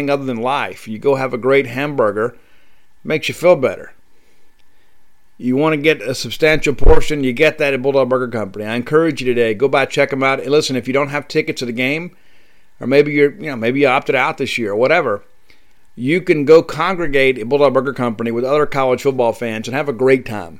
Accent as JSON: {"language": "English", "town": "Canton", "region": "Mississippi", "country": "United States", "tie": "born or raised there", "also_born_or_lived": "Starkville, Mississippi", "said": "I'm actually recording in my hometown of Canton, Mississippi."}